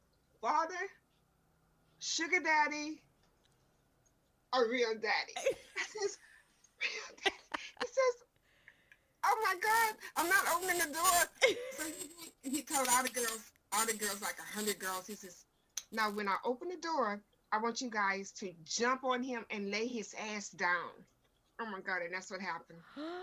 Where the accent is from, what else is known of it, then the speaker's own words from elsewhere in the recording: Louisiana, United States; also born or lived in Texas; In between Louisiana and Texas.